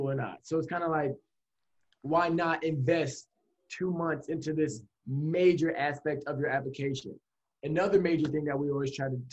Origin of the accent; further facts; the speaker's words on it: Atlanta, Georgia, United States; moved away as an adult; also born or lived in Miami; now in Boston, United States; I'm from Atlanta, Georgia.